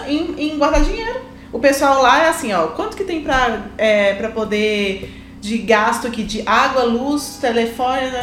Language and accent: Portuguese; Belo Horizonte, Minas Gerais, Brazil; na minha terra